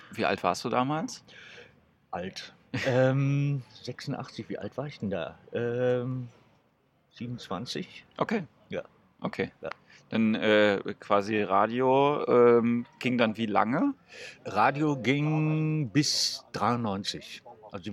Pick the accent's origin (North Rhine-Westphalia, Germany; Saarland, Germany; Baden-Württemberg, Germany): Saarland, Germany; moved away as an adult; also born or lived in Frankfurt; Ich komme aus dem Saarland. Du kommst aus dem Saarland? ja. Woher genau? Äh, aus dem Hochwald.